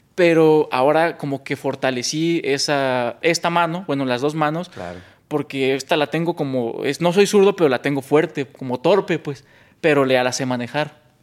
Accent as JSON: {"language": "Spanish", "town": "San Mateo Atenco", "region": "State of Mexico", "country": "Mexico", "tie": "born or raised there", "said": "yo soy de originario San Mateo Atenco"}